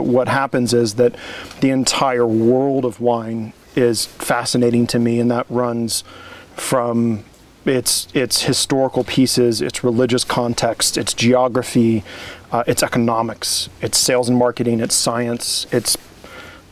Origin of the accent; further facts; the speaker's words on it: Indiana, United States; moved away as an adult; also born or lived in Orange County, California / Montgomery, Alabama; now in Oregon, United States; I grew up in Indiana